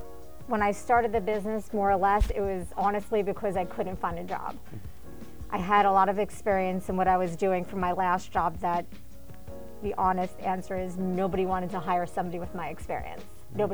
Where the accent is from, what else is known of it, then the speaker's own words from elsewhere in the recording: Rockland County, New York, United States; moved away as an adult; now in Westchester, United States; I'm from Rockland County. I was born in New York. I've been in retail since I was 15. I ended up moving here in 2007 after I got a job in 2006 here in Westchester.